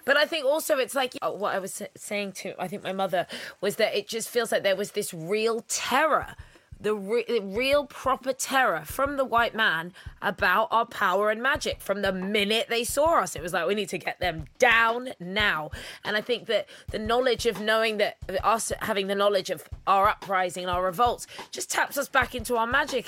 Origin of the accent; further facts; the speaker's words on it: United Kingdom; a British mixed race woman